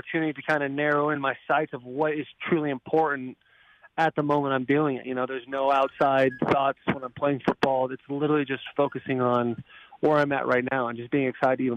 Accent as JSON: {"language": "English", "region": "Arizona", "country": "United States", "tie": "born or raised there", "moved": "yes", "said": "a team that I grew up watching in Arizona"}